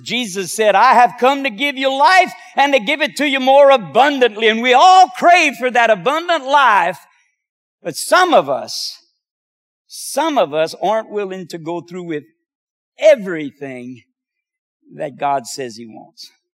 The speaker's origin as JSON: {"language": "English", "area": "Cajun", "region": "Louisiana", "country": "United States", "said": "being Cajun"}